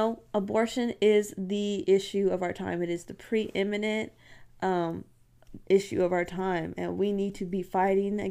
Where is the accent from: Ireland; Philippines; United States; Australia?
United States; Texas; I'm from Texas.